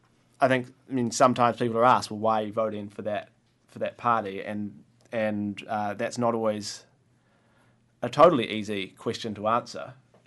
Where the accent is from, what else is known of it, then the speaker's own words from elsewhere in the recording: Waiheke, Auckland, New Zealand; also born or lived in Dunedin, New Zealand; now in Wellington, New Zealand; I grew up on Waiheke in Auckland, and then I went down to Dunedin and studied law and history, and moved up to Wellington about a year and a half ago and started working here.